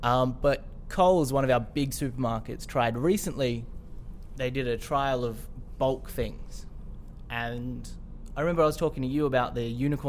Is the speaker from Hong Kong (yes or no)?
no; Australia